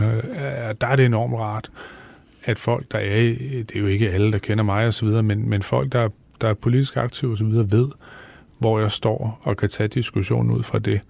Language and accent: Danish; Viborg, Central Denmark Region, Denmark; i Viborg, hvor jeg voksede op